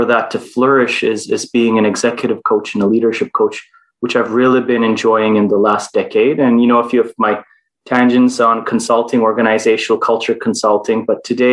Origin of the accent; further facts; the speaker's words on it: Istanbul, Turkey; also born or lived in Toronto, Canada; I was born in Canada and Toronto, raised most of my life in Istanbul, Turkey